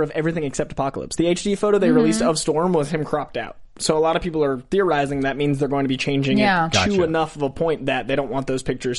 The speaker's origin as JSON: {"language": "English", "town": "Boston", "region": "Massachusetts", "country": "United States", "said": "I'm from Boston, so I have a bias."}